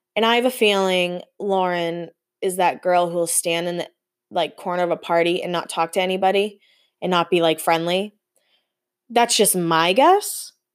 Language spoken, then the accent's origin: English; East Coast, United States; growing up on the East Coast